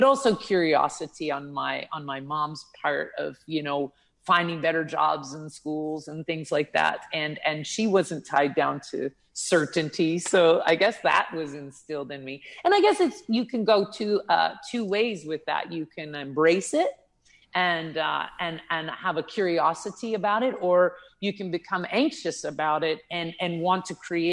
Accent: Prince Edward Island, Canada; now in Thailand; I'm Canadian. I was born on the east coast of Canada, so in a little island called Prince Edward Island

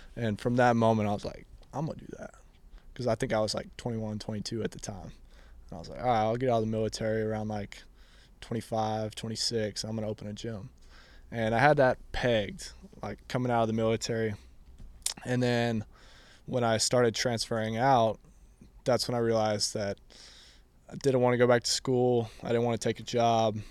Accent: Austin, Texas, United States; I grew up here in Austin

